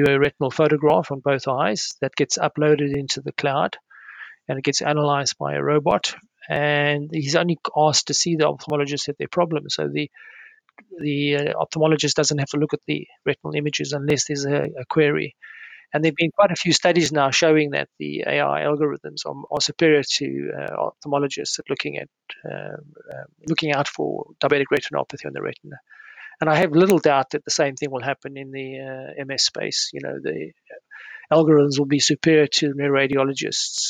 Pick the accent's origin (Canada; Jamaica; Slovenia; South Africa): South Africa; now in United Kingdom; as a child growing up in South Africa.